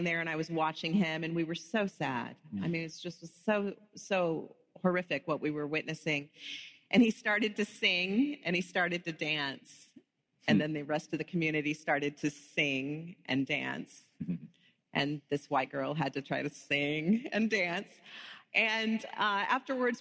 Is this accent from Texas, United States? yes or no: yes; Texas, United States; I was a youth pastor's daughter growing up in Texas